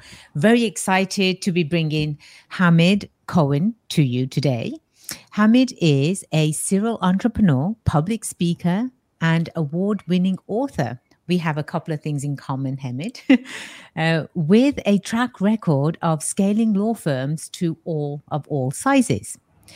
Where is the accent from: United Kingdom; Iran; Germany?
United Kingdom; England; also born or lived in Bay Area, California; now in United States; I come from the Bay, well, with the accent, right? Born and raised in England. When I first came out to the States, it was in California. It was in the Bay Area.